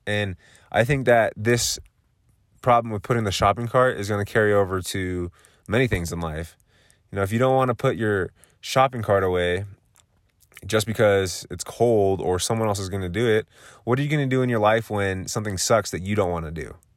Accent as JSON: {"language": "English", "region": "Southern California", "country": "United States", "moved": "yes", "lives_now": "Colorado, United States", "said": "I am originally from Southern California, currently living in Colorado"}